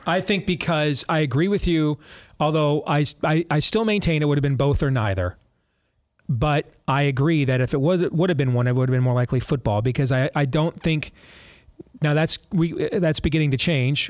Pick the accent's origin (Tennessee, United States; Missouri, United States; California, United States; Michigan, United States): Michigan, United States; moved away; also born or lived in Iowa; my home state of Michigan